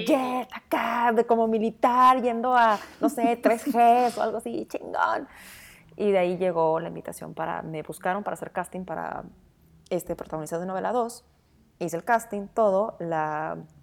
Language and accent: Spanish; Sonora, Mexico; moved away; como buena sonorense